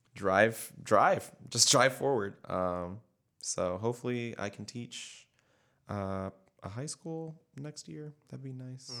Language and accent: English; Tampa, Florida, United States; I'm from Tampa